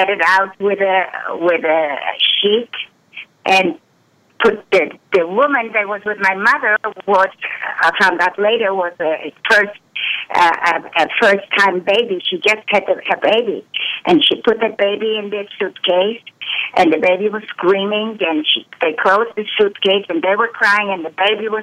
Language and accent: English; Poland; I was born in Poland in 1937